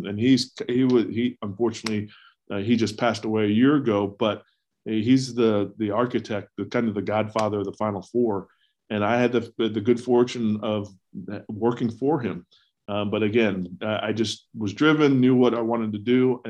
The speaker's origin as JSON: {"language": "English", "region": "the South", "country": "United States", "tie": "born or raised there", "said": "growing up in the South and going to school in the East, I had no idea where Butler was."}